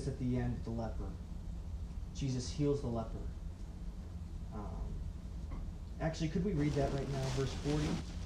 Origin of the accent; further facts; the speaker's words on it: near Chicago, Illinois, United States; moved away; also born or lived in Romania; I used to work on cars when I grew up near Chicago